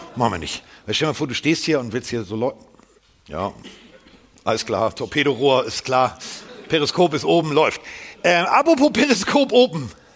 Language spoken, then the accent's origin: German; Hamburg, Germany; bin Hamburger